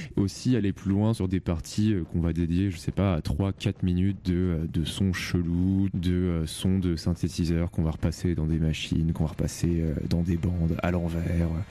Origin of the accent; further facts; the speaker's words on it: Rouen, Normandy, France; on vient de Rouen.